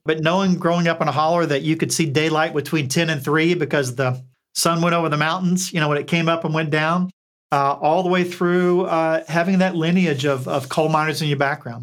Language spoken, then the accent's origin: English; Eastern Kentucky, United States; accent: twangy; moved away as an adult; also born or lived in Bethesda, Maryland; I grew up, for all intents and purposes, in a holler in Eastern Kentucky